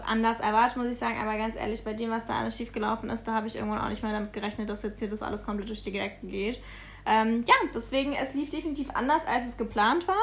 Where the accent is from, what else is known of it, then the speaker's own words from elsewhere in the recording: Munich, Bavaria, Germany; wir kommen eigentlich aus München übrigens, ähm, dann haben wir noch zu Hause gewohnt